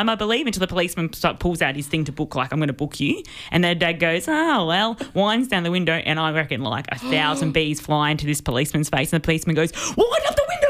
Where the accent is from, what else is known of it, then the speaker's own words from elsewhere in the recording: Melbourne, Victoria, Australia; I grew up in the city